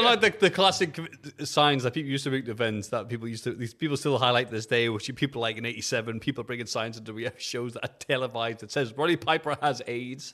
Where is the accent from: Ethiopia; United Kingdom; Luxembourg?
United Kingdom; England; We're English